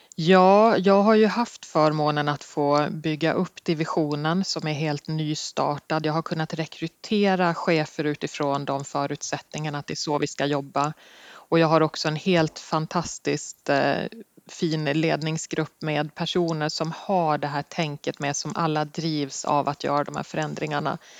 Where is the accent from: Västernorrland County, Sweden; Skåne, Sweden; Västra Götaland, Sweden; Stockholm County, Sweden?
Stockholm County, Sweden; Sorunda; moved away as an adult; also born or lived in Skåne; jag kommer faktiskt från en liten ort som heter Sorunda i Nynäshamns kommun, där jag är uppvuxen